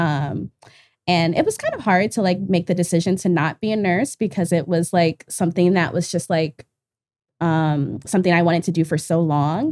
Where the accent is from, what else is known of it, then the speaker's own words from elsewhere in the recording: Washington, District of Columbia, United States; moved away; I'm from Northeast D C